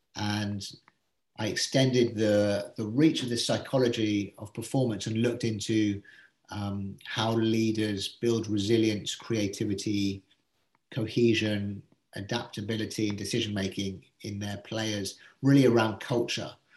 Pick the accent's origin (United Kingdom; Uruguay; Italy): United Kingdom; England; being English